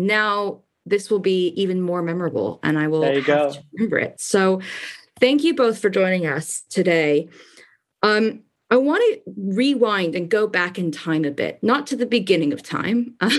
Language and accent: English; United States; moved away as an adult; also born or lived in Paris, France / United Kingdom; And I'm speaking as an American, so I'm very familiar with that culture shock coming over to the UK and Europe.